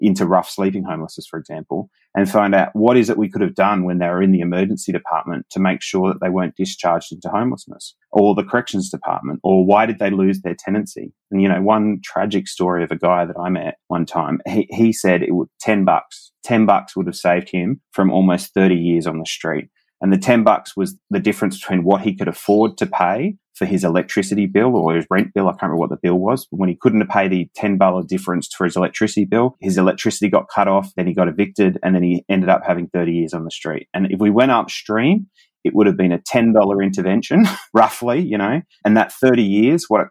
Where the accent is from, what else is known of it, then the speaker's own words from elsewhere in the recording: Adelaide, South Australia, Australia; my hometown of Adelaide